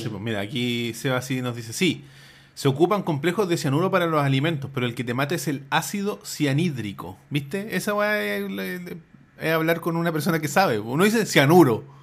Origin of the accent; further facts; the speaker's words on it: La Florida, Santiago Metropolitan, Chile; yo soy de la Florida